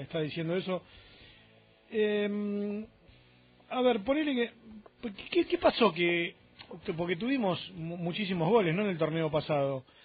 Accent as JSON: {"language": "Spanish", "region": "Buenos Aires", "country": "Argentina", "said": "vengo de, de, Capital, por más que sea cerquita"}